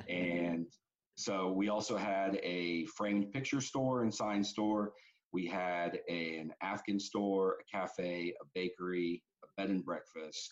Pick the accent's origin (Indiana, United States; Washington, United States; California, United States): Indiana, United States; Metamora; We grew up in Metamora, Indiana